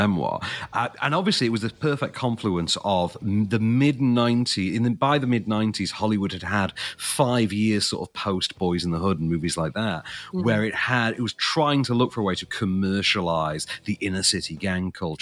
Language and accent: English; Sheffield, Yorkshire and the Humber, United Kingdom; my hometown boy, Mr. Sean Bean